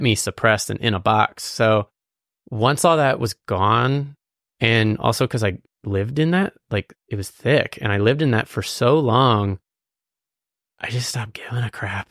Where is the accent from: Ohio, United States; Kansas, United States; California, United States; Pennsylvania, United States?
Pennsylvania, United States; Lititz; also born or lived in Quarryville, Pennsylvania / Lancaster, Pennsylvania; I was born in Lidit, or Lancaster, but I was raised in, like, Lidit, and then I moved to Quarryville